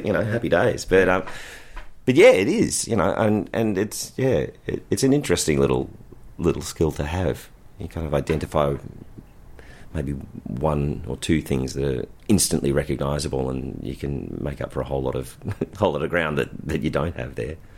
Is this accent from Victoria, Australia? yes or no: yes; Ballarat, Victoria, Australia; born and raised in Ballarat